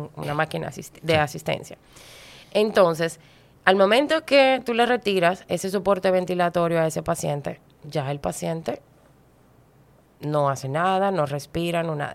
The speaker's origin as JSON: {"language": "Spanish", "country": "Dominican Republic", "said": "en mi país"}